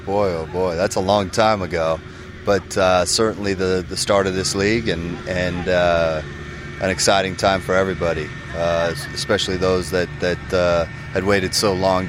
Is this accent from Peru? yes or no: no; San Jose, California, United States; born or raised there; moved away as an adult; now in Colorado, United States